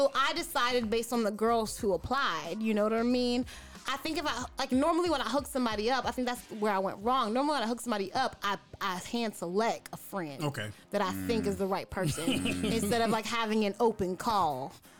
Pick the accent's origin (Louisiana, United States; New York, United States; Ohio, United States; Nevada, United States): New York, United States; now in Tampa, United States; I decided to live here because I liked it. I'm from New York. I was born and raised there, you know, and I chose Tampa.